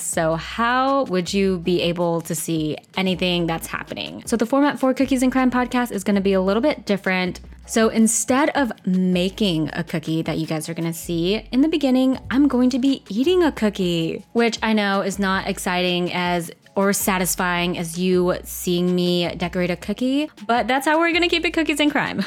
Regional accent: United States; I'm Vietnamese American, and we grew up in the same culture

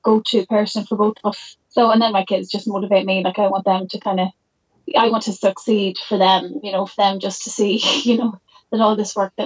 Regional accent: Jenkinstown, Leinster, Ireland; We're from Jenkinstown in between Dundalk and the borders

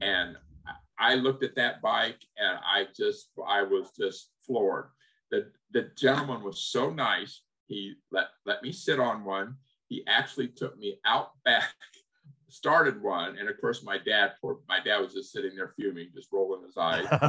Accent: Kerrville, Texas, United States; when I was a kid growing up in Kerrville, Texas, a small town

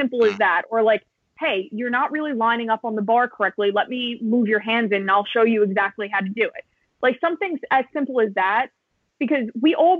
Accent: New York, United States; as a New Yorker

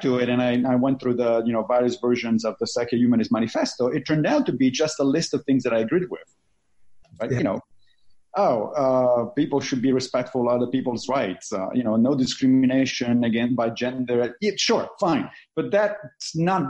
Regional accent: Rome, Lazio, Italy; moved away; I grew up Catholic in Italy, in Rome, like literally next to the Pope

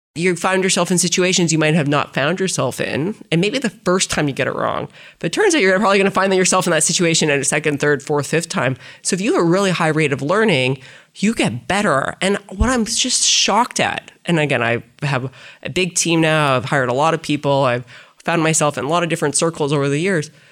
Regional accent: Saskatchewan, Canada; moved away; also born or lived in Toronto; I grew up in Saskatchewan.

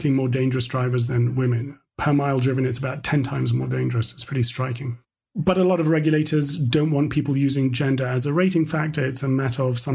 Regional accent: London, United Kingdom; we had a dark room in our house growing up in London

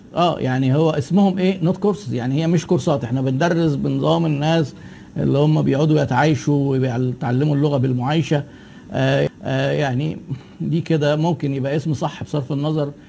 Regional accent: Egypt; عندنا في مصر

